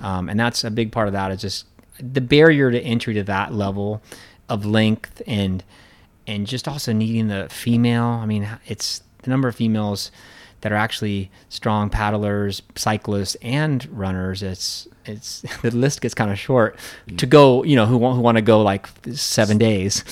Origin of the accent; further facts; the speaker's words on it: Central Oregon, United States; moved away as an adult; also born or lived in California / Colorado; now in Hong Kong; on the ranch where I grew up in Oregon